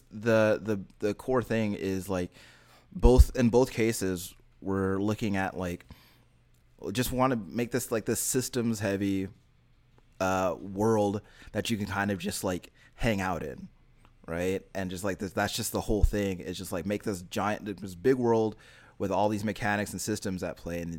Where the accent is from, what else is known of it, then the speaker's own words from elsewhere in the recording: Texas, United States; So as a Texan, I've seen lots of horses.